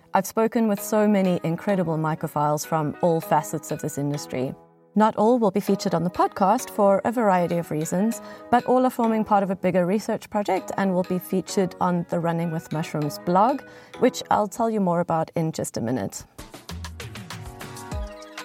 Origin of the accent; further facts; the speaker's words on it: South Africa; moved away; my home country of South Africa